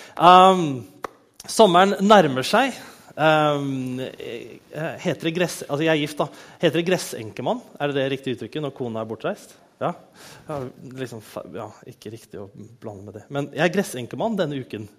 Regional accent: Bærum, Akershus, Norway; moved away; also born or lived in Kristiansand; jeg er fra Bærum

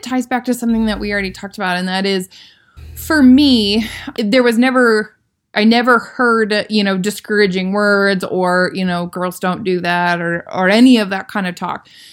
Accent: Iowa, United States; growing up in Iowa, we were really lucky that we had a really strong public school system

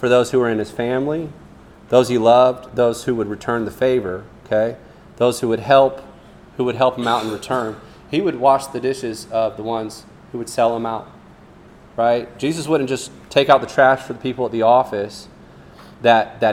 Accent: Fiji; moved away; I grew up in Fiji where we went barefoot more than the Durban boys

